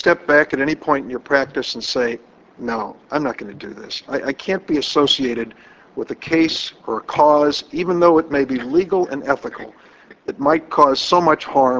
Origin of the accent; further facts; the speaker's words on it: Illinois, United States; In my home state of Illinois, we have a law called the Illinois Health Maintenance Organization Act.